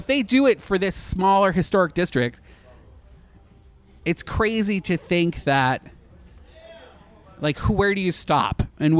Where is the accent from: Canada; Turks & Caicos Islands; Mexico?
Canada; now in Orlando, United States; as a Canadian